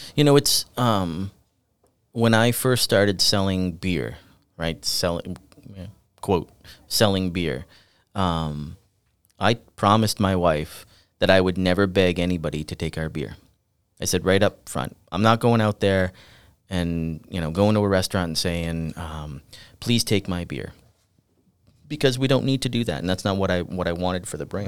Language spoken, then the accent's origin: English; the Seacoast, New Hampshire, United States; I'm from the Seacoast, uh, originally.